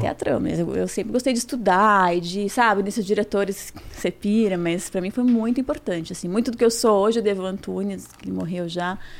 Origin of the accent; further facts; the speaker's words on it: São Paulo, Brazil; eu sou do Judi ali do bairro, uhum. cresci ali